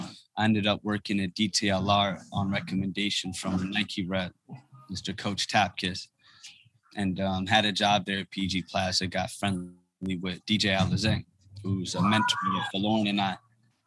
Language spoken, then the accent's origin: English; Ethiopia; You know, he's from West Africa. I'm from East Africa. He's Nigerian. I'm Ethiopian.